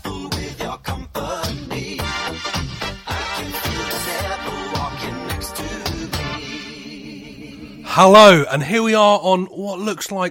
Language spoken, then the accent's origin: English; Crawley, South East England, United Kingdom; moved away; I'm originally from Crawley